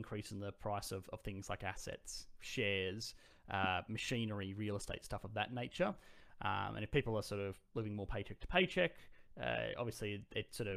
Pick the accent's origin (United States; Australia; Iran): Australia; I'm Australian.